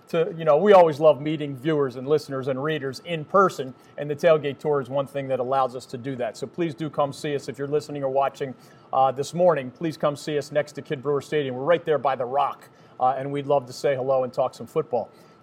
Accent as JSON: {"language": "English", "town": "Philadelphia", "region": "Pennsylvania", "country": "United States", "moved": "yes", "lives_now": "North Carolina, United States", "said": "I'm originally from Philadelphia."}